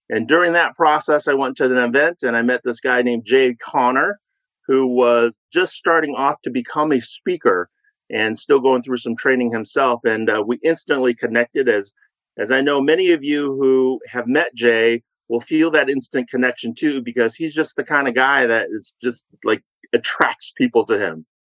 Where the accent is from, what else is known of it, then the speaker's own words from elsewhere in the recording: Vietnam; now in United States; I am a refugee from Vietnam, came over and growing up